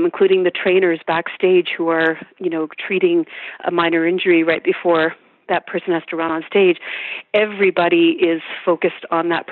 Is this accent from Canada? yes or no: yes; St. Albert, Alberta, Canada; moved away as an adult; also born or lived in Edmonton, Canada; now in United States; I grew up in St. Albert, and at one point I moved to Edmonton